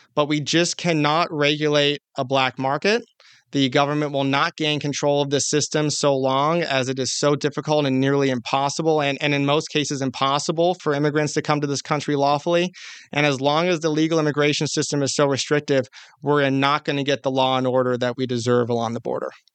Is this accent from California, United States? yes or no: yes; California, United States; my home state of California